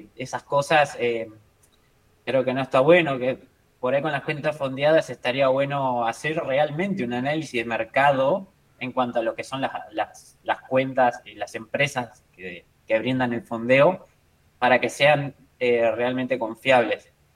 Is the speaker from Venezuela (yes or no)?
no; Argentina; yo soy argentino